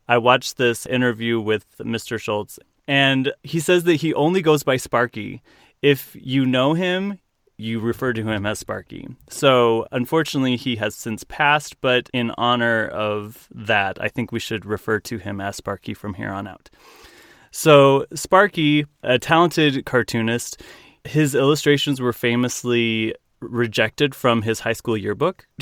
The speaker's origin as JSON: {"language": "English", "region": "Utah", "country": "United States", "said": "I'm from Utah."}